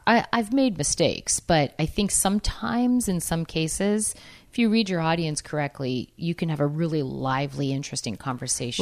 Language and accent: English; New England, United States; I'm from New England